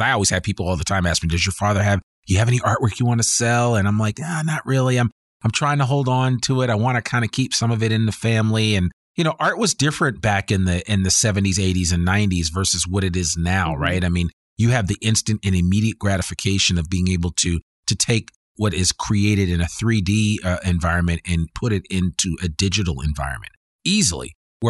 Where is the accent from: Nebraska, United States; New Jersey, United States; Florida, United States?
New Jersey, United States; Teaneck; he was an art teacher in the public school system that I grew up in Teaneck, New Jersey.